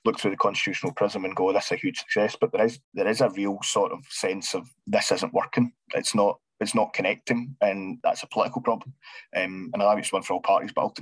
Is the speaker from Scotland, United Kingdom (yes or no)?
yes; Scotland, United Kingdom; accent: Scottish